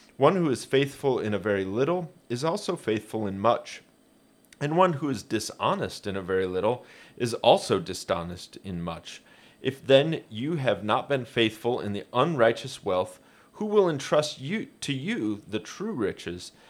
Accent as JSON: {"language": "English", "town": "Hoagland", "region": "Indiana", "country": "United States", "tie": "born or raised there", "said": "I grew up in Hoagland, southeast of Fort Wayne"}